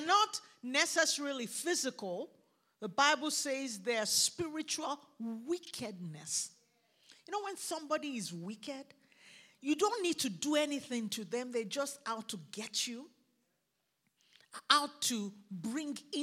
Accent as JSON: {"language": "English", "country": "Nigeria", "tie": "born or raised there", "accent": "Nigerian", "moved": "yes", "lives_now": "United States", "said": "I grew up in Nigeria where there was a lot of talk about things that are not seen"}